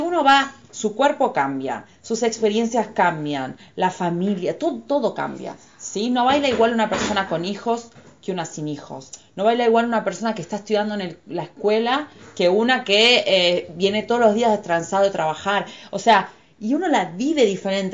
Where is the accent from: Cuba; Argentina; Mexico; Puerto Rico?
Argentina; moved away as an adult; Yo soy argentina